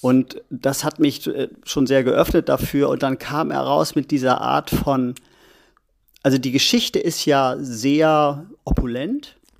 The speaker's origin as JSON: {"language": "German", "country": "Germany", "said": "ich als Deutscher"}